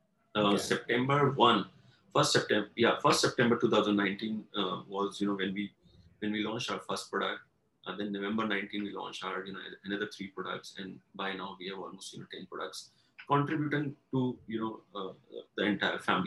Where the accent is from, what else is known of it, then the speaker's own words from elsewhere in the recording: Delhi, India; also born or lived in Pune / Lucknow; I'm born and brought up in Delhi. All my education has been from Delhi